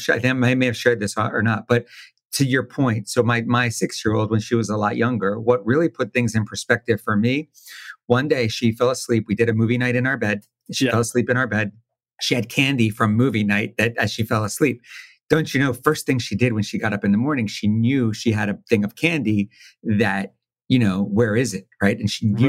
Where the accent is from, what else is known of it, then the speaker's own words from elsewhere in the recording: Wilmington, Delaware, United States; I'm born and raised in Wilmington, right outside Philly